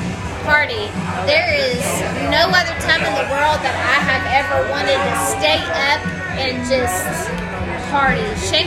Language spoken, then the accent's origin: English; Cajun, Louisiana, United States; I'm Cajun. And so, like, this is my people, dude. Yeah. Like, we're in the swamps.